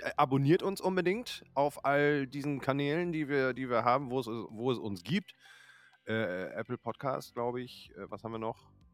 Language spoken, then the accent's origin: German; Northern Germany, Germany; Ich bin Norddeutscher